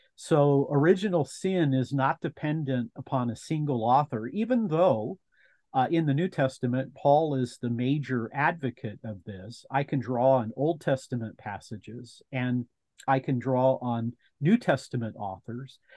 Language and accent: English; United States; as an American.